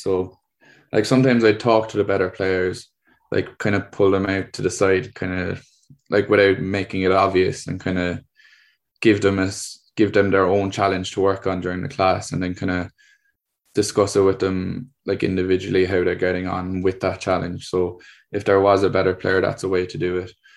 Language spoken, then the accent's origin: English; Cork, Munster, Ireland; I'm from Cork in the state of Ireland.